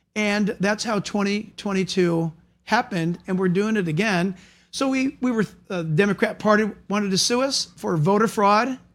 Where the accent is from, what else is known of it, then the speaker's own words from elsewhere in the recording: United States; I'm an American. I love the United States